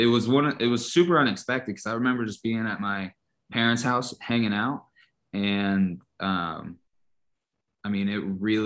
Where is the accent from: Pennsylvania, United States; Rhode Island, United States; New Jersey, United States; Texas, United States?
Pennsylvania, United States; Pittsburgh; also born or lived in Kentucky; So I went to Norwin. I graduated in 2013. And when I moved back to Pittsburgh from Kentucky, where I went to college, you start out by living with your parents.